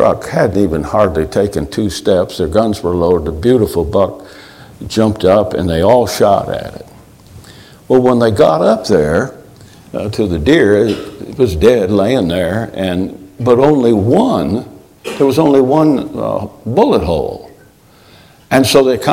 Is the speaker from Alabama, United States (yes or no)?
no; Michigan, United States; I grew up in Michigan.